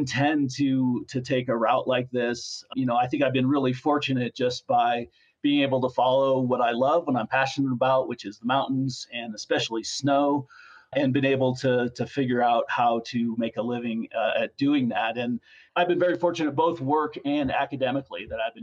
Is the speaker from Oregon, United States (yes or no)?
no; Colorado, United States; I grew up in Colorado